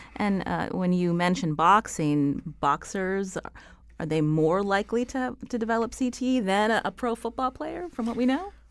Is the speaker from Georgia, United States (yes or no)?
no; Pittsburgh, Pennsylvania, United States; I, I come from Pittsburgh